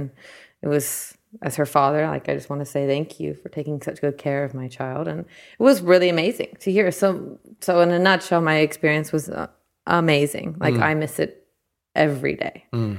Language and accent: English; Southern California, United States; moved away as an adult; now in New Zealand; I'm from California